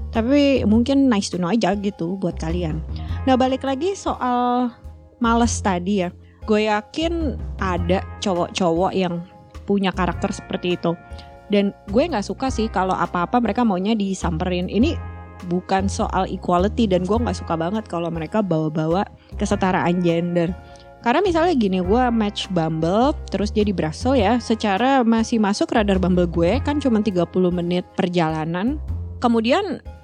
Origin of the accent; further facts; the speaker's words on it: Jakarta, Indonesia; now in Leuven, Belgium; kebayangkan gue yang lahir dan besar di Jakarta dan biasa gitu ke kantor lamanya satu jam perjalanan buat mereka 30 menit itu udah long distance